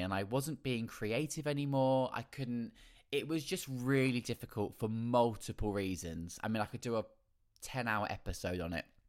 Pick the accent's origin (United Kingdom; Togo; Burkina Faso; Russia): United Kingdom; Felixstowe, East of England; moved away as an adult; also born or lived in London; I did lots of amateur dramatics in my hometown in Felixstowe